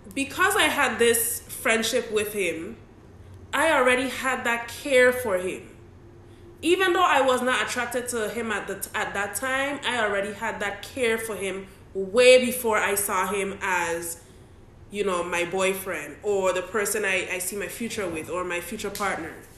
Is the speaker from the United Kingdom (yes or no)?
no; Saint Croix, U.S. Virgin Islands; we grew up as neighbors in St. Croix, United States Virgin Islands